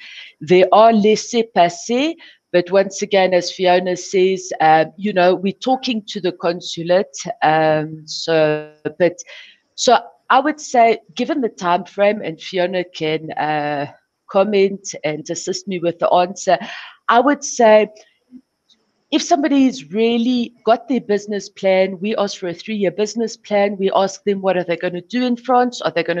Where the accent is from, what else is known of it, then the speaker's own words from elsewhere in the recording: South Africa; as a South African